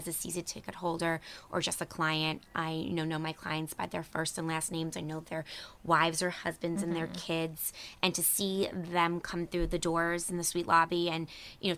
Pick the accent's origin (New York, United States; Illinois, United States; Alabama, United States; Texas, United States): New York, United States; Harrison; I grew up in a town of Harrison, which is in Westchester County